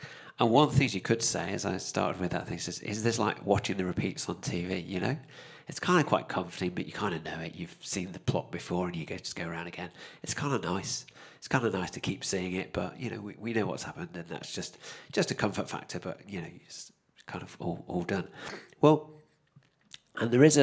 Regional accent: United Kingdom; me as a Brit

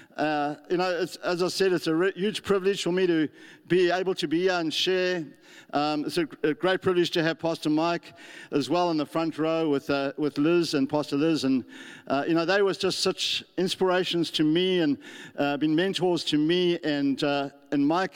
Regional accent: South Africa; moved away as an adult; now in New Zealand; I come from South Africa

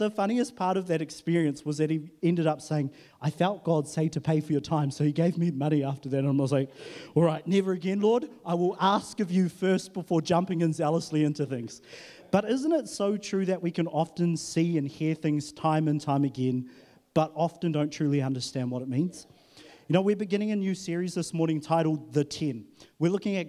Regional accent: Huntly, Waikato, New Zealand; now in Auckland, New Zealand; I was in Huntley. That's where I was born and bred and, you know, did that life and then moved to Auckland.

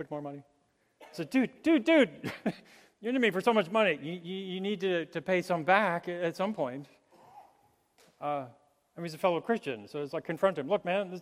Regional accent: New Mexico, United States; as a child, growing up in New Mexico

